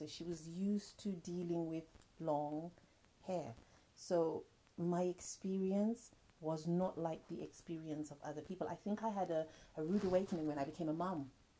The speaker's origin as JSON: {"language": "English", "country": "Zimbabwe"}